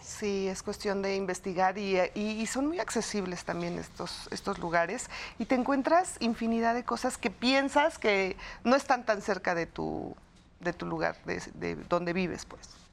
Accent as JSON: {"language": "Spanish", "country": "Mexico", "said": "somos los mexicanos"}